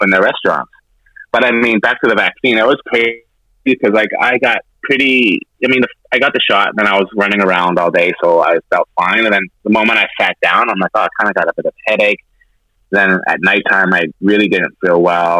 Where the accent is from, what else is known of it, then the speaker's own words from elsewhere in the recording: Canada; now in United States; I'm Canadian